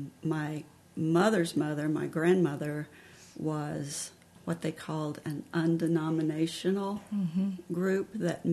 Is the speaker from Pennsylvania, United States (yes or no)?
no; Dublin, Virginia, United States; now in Harrisonburg, United States; I'm from Dublin, Virginia, which is in southwest Virginia. I lived there all of my childhood life. I am an only child, so I was very protected as a child. My grandparents were Pentecostal Holiness.